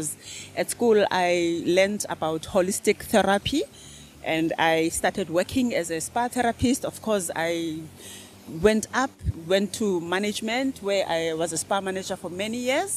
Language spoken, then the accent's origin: English; East London, Eastern Cape, South Africa; first language Xhosa; English is a second language; moved away; also born or lived in Port Elizabeth; So from South Africa, I was born in East London, and we relocated to Port Elizabeth